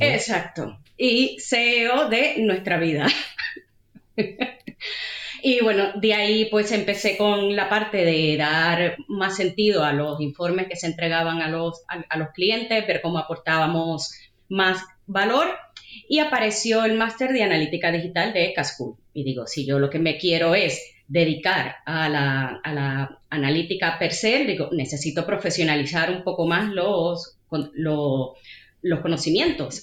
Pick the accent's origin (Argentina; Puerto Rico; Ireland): Puerto Rico; moved away as an adult; now in Madrid, Spain; yo soy de Puerto Rico. Y llegué a Madrid en el año 2007 a hacer un máster.